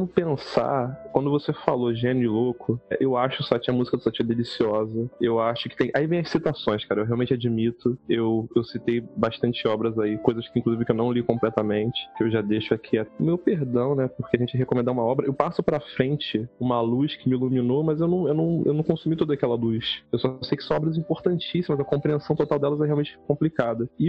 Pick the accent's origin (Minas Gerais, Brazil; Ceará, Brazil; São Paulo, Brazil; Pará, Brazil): Minas Gerais, Brazil; vai que eu fico mais louco do que eu já sou mineiro.